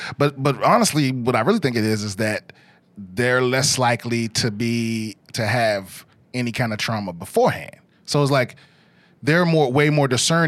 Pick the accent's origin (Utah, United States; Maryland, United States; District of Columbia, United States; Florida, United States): Maryland, United States; I'm from D.C., Maryland.